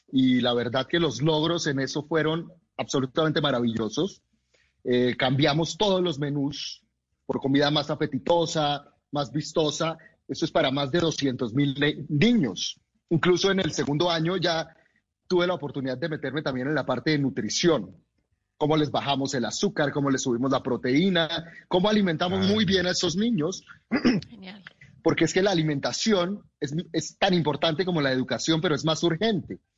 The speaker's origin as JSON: {"language": "Spanish", "country": "Colombia", "tie": "born or raised there", "said": "Eh, yo soy nacido en Colombia, soy colombiano, he vivido aquí toda mi vida, soy orgulloso de mi país y conozco muy bien nuestra comida."}